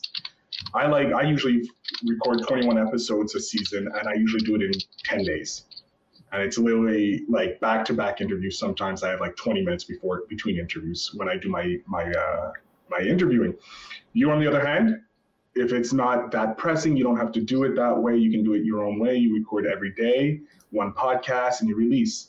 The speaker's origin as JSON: {"language": "English", "country": "Canada", "said": "As a Canadian"}